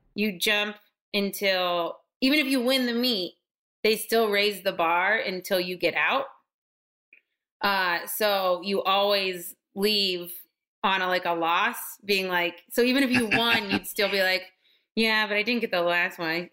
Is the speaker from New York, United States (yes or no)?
no; Hershey, Pennsylvania, United States; accent: midwestern; I'm from actually from Hershey, Pennsylvania.